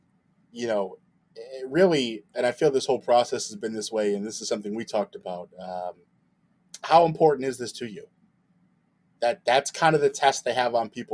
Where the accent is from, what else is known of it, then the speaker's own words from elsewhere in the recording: United States; I'm vehemently American through and through. I'm very proud of my Italian roots